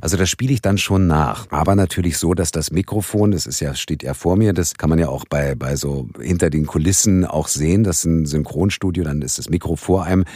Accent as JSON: {"language": "German", "region": "Berlin", "country": "Germany", "tie": "born or raised there", "said": "ich bin in Westberlin aufgewachsen"}